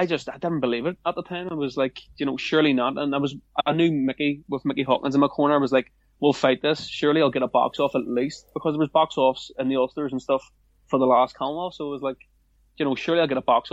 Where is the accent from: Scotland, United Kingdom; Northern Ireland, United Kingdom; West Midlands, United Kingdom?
Northern Ireland, United Kingdom; I am from Northern Ireland